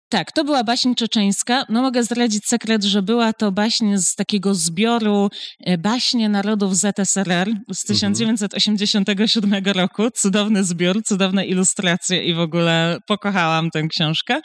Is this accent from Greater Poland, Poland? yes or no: yes; Poznań, Greater Poland, Poland; w Poznaniu jestem poznanianką